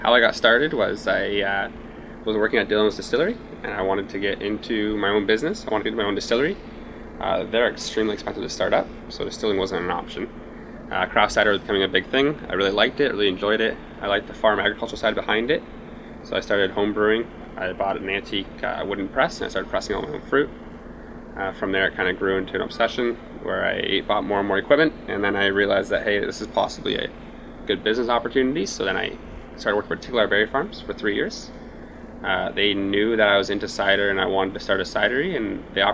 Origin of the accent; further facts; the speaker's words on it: Beamsville, Ontario, Canada; I grew up in Beamsville, Ontario, so I was around the wine country and the vineyards